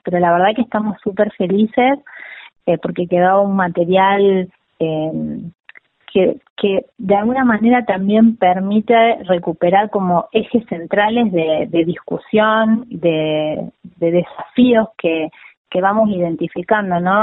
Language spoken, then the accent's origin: Spanish; América, Buenos Aires Province, Argentina; now in La Plata, Argentina; Yo soy de América, Rivadavia. Es una localidad de la provincia de Buenos Aires que limita con, La Pampa